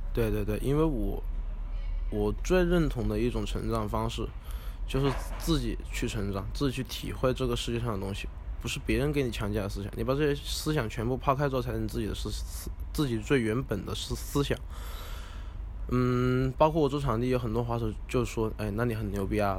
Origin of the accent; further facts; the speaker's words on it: Zhuzhou, Hunan, China; 我老家在湖南株洲嘛